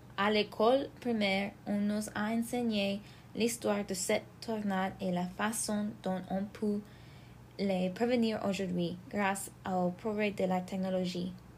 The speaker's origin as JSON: {"language": "French", "town": "Belvidere", "region": "Illinois", "country": "United States", "tie": "born or raised there", "said": "Dans ma ville natale"}